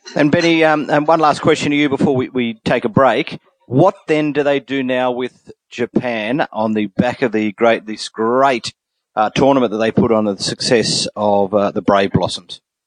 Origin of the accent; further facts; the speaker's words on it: Australia; now in New Zealand; an Australian living in New Zealand